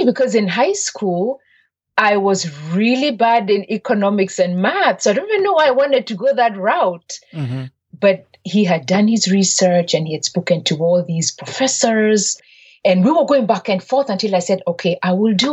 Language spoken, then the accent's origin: English; Nairobi, Kenya; moved away as an adult; now in United States; I'm originally from Kenya, grew up born and raised in Nairobi, Kenya, and attended an all-girls high school run by Irish nuns